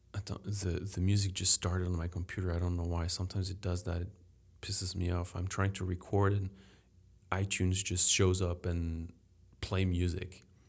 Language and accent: English; Paris, Île-de-France, France; English is a second language; now in Chicago, United States; I grew up in Paris